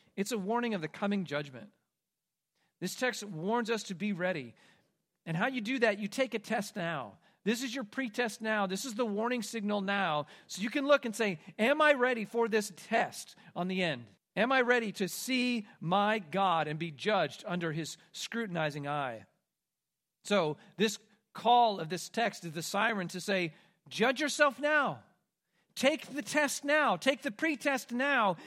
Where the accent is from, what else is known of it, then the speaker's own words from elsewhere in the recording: Kansas, United States; growing up in Kansas, in part of what's called Tornado Alley